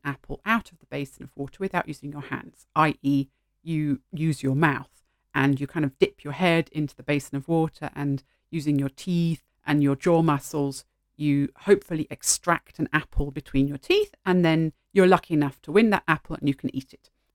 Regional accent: United Kingdom; first language English; moved away as an adult; although I'm English speaking and I grew up in an English speaking country, I didn't celebrate Halloween as a child at all. We had an alternative local festival

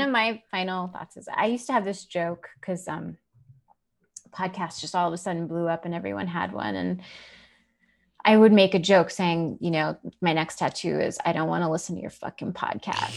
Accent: New York City, New York, United States; as Italian American, um, growing up in Queens

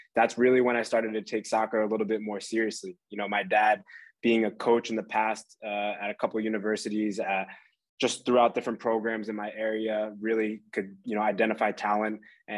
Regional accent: Poughkeepsie, New York, United States; now in Leipzig, Germany; So I grew up in Poughkeepsie, New York, where soccer is, you know, not necessarily the most popular.

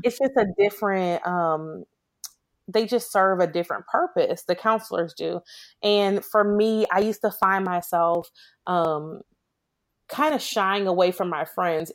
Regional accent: Chicago, Illinois, United States; now in Memphis, United States; I was born and raised in Chicago

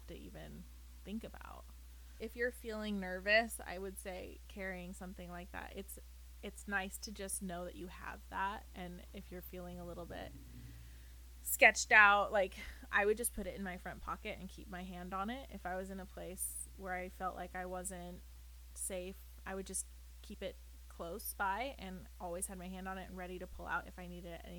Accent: United States; also born or lived in San Diego, California; as an American

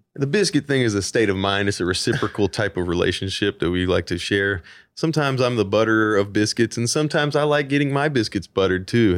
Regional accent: Nashville, Tennessee, United States; I'm original artist from Nashville, Tennessee

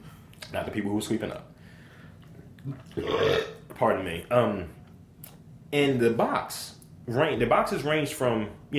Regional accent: Baltimore, Maryland, United States; I'm from East Baltimore.

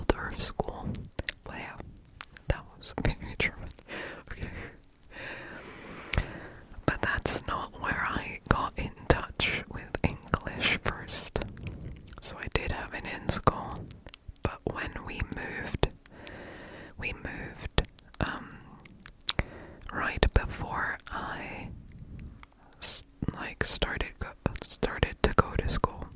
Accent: Stuttgart, Baden-Württemberg, Germany; first language German; English is a second language; I am German, born and raised in Stuttgart

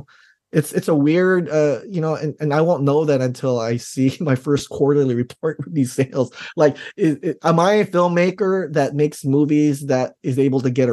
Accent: Daly City, California, United States; growing up in Daly City

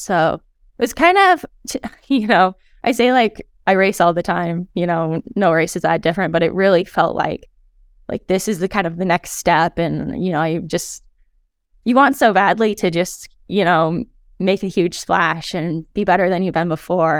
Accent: Helena, Montana, United States; Helena is where I'm from

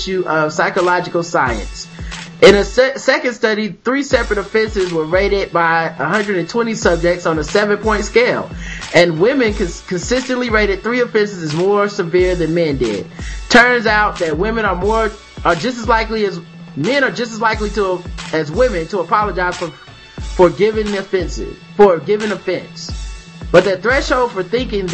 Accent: United States; I'm just a dumb American

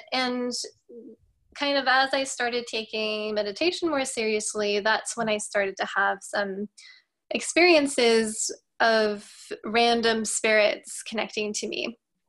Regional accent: Norway; also born or lived in United States; I am from Norway originally. So I did live in the US when I was little for a period of time. Therefore, I don't have an accent.

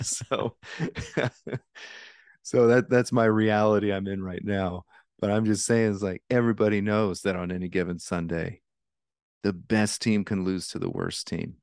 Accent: Alaska, United States; I grew up in Alaska

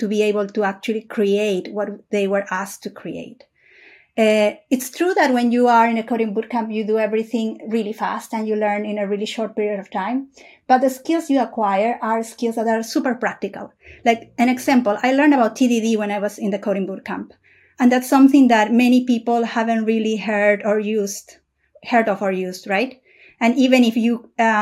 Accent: Peru; also born or lived in Asia; now in Europe; I was born in Peru in South America. I lived in Asia for like around 6, 7 years, and I'm currently living in Europe.

